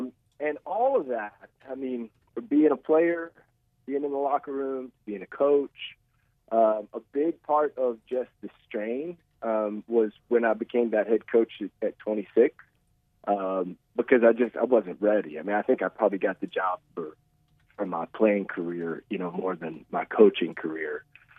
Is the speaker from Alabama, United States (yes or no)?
no; Russellville, Arkansas, United States; I started tackle football in third grade here in Russellville. I'm from Russellville.